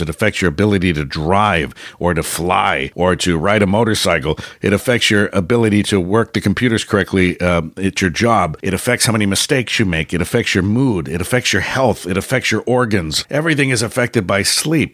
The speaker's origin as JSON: {"language": "English", "town": "San Francisco", "region": "California", "country": "United States", "tie": "born or raised there", "said": "I grew up in San Francisco."}